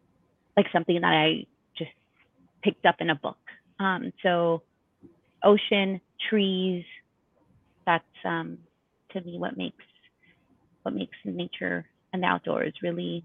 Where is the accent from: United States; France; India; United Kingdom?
United States; South Gate, California; Having grown up in a city, and I grew up in Southgate, California, we didn't really have like a lot of green spaces.